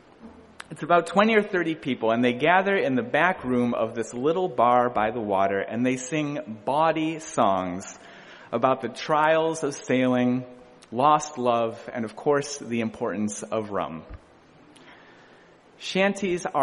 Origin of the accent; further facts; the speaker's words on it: Midwest, United States; moved away as an adult; now in Boston, United States; I was born in the Midwest